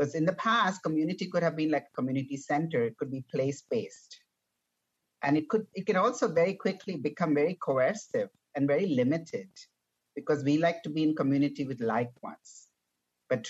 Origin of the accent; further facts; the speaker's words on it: India; moved away; also born or lived in United States / Canada; I'm a stranger from a different shore. I'm from India. I went around looking for a home to belong to, a community to exist in, whether it was in the US or in Canada